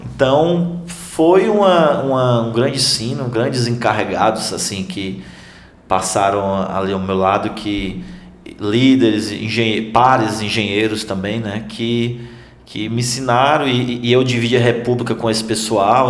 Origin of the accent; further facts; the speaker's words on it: Tabuleiro do Norte, Ceará, Brazil; also born or lived in United States; now in Fortaleza, Brazil; eu sou de Tabuleiro do Norte